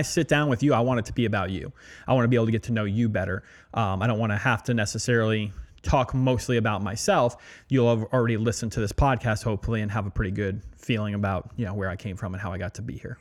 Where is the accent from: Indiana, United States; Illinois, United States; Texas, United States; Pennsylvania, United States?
Pennsylvania, United States; Allentown; moved away as an adult; also born or lived in New York / Louisiana; I grew up right outside of Allentown, and that's where I spent all my formative years